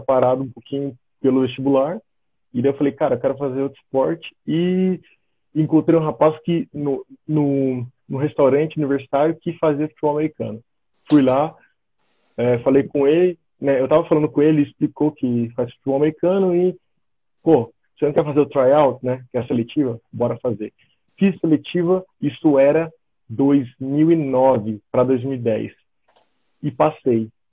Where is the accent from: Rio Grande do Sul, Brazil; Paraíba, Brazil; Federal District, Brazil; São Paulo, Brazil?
São Paulo, Brazil; São José dos Campos; moved away as an adult; also born or lived in Florianópolis, Santa Catarina / southern Brazil; now in Germany; sou natural de São José dos Campos, São Paulo, então sou paulista